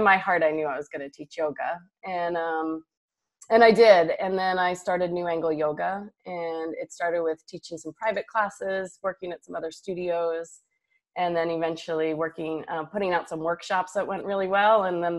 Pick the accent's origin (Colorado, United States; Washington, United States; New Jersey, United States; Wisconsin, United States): New Jersey, United States; also born or lived in New York City / Houston / Austin / San Francisco; now in Oklahoma City, United States; I'm from New Jersey. I lived in New York City, Houston, Austin, San Francisco, San Diego, and Singapore have all been home. And here I am in choosing Oklahoma City.